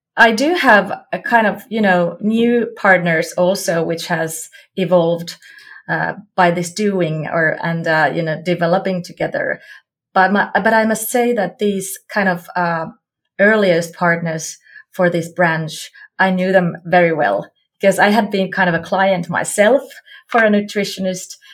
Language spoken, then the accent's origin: English; Jyväskylä, Central Finland, Finland; I come from Finland, Jyväskylä.